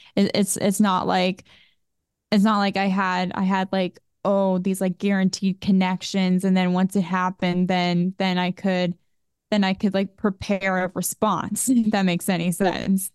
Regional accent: Boca Raton, Florida, United States; I was born in Boca Raton, Florida, and it was a wonderful city and community to grow up in.

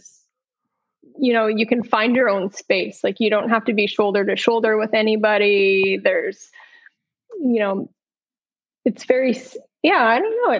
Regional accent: British Columbia, Canada; also born or lived in Bellingham / Michigan / Alaska / Hawaii; now in Westport, United States; I grew up in Canada and British Columbia.

